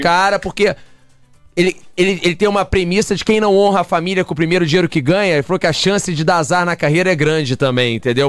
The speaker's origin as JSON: {"language": "Portuguese", "region": "Rio de Janeiro", "country": "Brazil", "said": "a gente é do Rio aqui"}